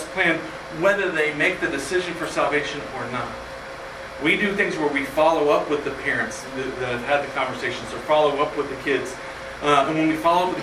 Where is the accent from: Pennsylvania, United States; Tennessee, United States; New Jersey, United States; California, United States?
Tennessee, United States; Kingsport; now in Bethlehem, United States; I grew up in Kingsport, Tennessee